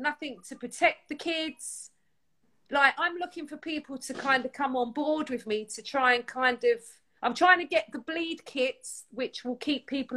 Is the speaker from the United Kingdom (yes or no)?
yes; London, United Kingdom; I'm Peckham